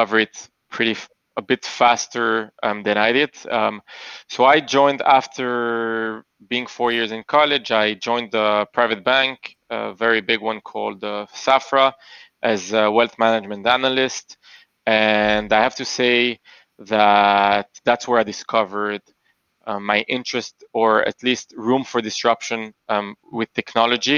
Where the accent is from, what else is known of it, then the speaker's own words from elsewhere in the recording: Antwerp, Flanders, Belgium; moved away as an adult; also born or lived in Boston / Panama; now in Tel Aviv, Israel; I was born and I grew up in Belgium in a little town called Antwerp, in a small Jewish community.